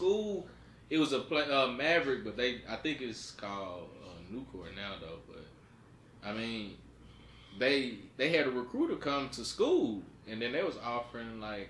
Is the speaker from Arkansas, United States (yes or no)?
yes; Northeast Arkansas, United States; moved away; growing up on Northeast Arkansas and spending, you know what I'm saying, a good part of my life in Central Arkansas, and now living up here, I've been up here for 5 years